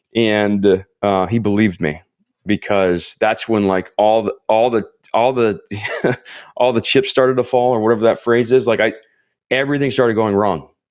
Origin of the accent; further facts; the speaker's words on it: Florida, United States; also born or lived in Ohio / Iowa; now in Southern California, United States; I was born in Ohio, grew up in Florida, spent twelve hour, twelve hours, oh my gosh, twelve years in Iowa